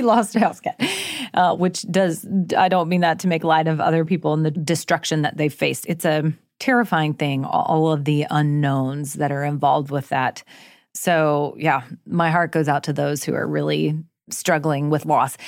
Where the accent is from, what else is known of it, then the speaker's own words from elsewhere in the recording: Jacksonville, Florida, United States; I too have lived through several hurricanes growing up in Florida